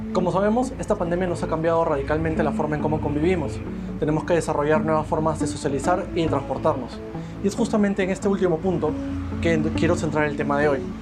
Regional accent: Peru; nosotros como peruanos

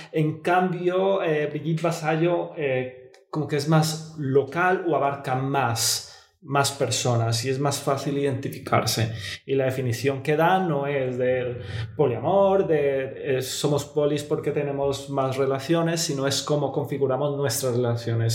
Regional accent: Bogotá, Colombia; moved away; yo nací en Bogotá, es una familia muy tradicional

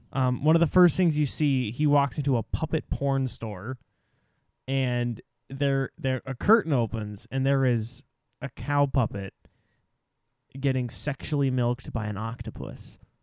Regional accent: Canada; as a Canadian

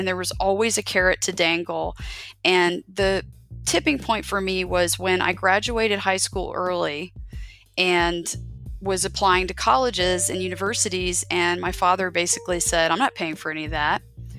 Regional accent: Biloxi, Mississippi, United States; born there; Right. Well, interestingly enough, I am a military child. I was born on Keesler Air Force Base in Biloxi, Mississippi.

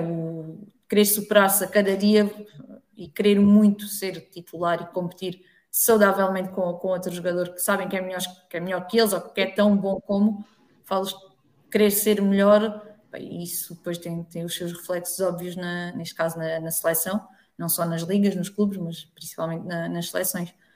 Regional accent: Alentejo, Portugal; Eu sou do Alentejo

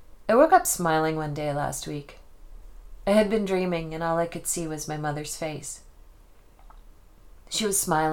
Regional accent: Nova Scotia, Canada; now in Spokane, United States; I didn't go home to Nova Scotia from Spokane, Washington more often

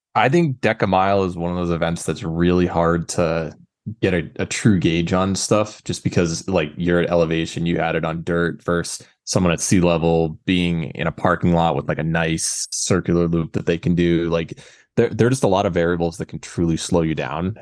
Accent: New Hampshire, United States; I'm from New Hampshire

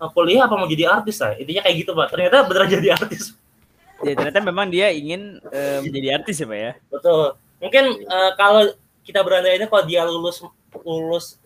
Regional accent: South Jakarta, Jakarta, Indonesia; now in Colorado, United States; Jadi sekarang di Colorado cuma lagi ini pak. Dulu tuh iya, pak, saya dari Jakarta Selatan.

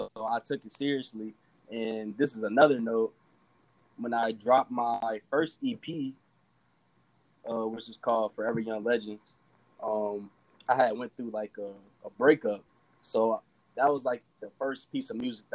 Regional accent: Merrillville, Indiana, United States; I'm from Maryville. It's right next to Gary

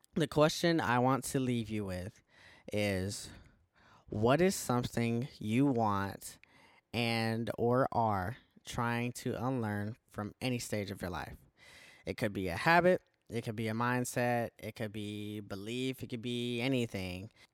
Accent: Milledgeville, Georgia, United States; I am from Milledgeville, Georgia

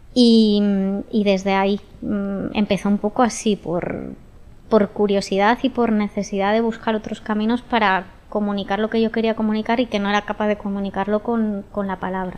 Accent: San Sebastián, Basque Country, Spain; yo soy de Donosti

